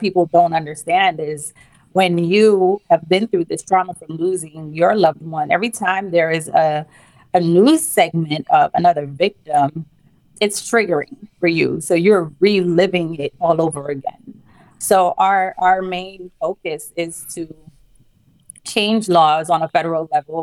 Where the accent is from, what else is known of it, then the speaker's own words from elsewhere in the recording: St. Lucia; now in New York City, United States; born and raised in St. Lucia, which is a small Caribbean island